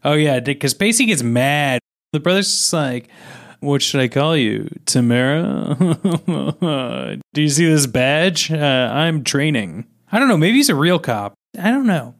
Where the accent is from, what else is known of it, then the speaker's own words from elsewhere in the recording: Kansas City, United States; growing up in Kansas City